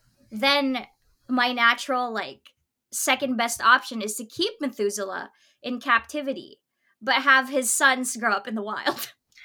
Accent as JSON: {"language": "English", "country": "Philippines", "tie": "born or raised there", "said": "growing up in the Philippines"}